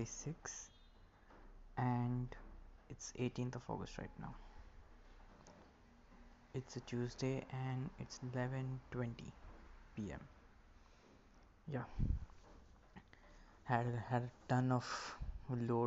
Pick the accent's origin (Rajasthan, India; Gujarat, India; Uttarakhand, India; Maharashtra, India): Maharashtra, India; first language Marathi; English is a second language; Marathi is basically my local language, my mother tongue